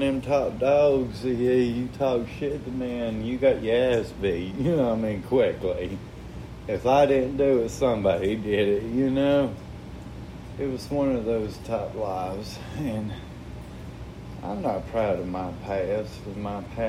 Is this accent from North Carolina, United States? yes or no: yes; Asheville, North Carolina, United States; My brother and sister was born and raised in Asheville, North Carolina, as well as me